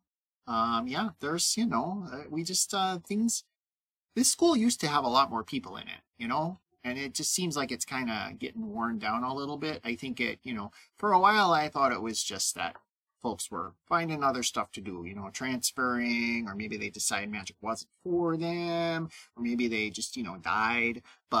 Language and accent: English; Wausau, Wisconsin, United States; I guess it's because I grew up in Wausau or something.